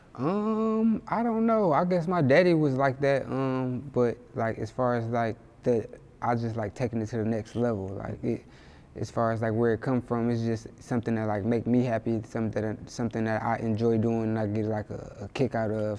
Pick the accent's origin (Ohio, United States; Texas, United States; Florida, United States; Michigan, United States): Michigan, United States; Inkster; also born or lived in Detroit, Michigan; I kind of grew up in like Detroit and Inkster for the most part